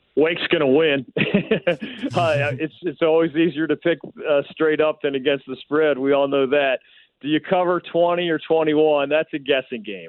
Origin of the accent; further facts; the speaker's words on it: Philadelphia, Pennsylvania, United States; moved away; I grew up in Philly